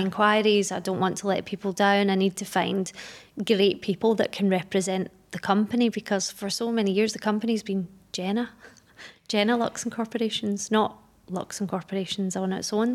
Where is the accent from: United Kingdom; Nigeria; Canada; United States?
United Kingdom; Glasgow, Scotland; moved away as an adult; now in Dubai, United Arab Emirates; I'm from Glasgow in Scotland. I've been in Dubai for almost ten years now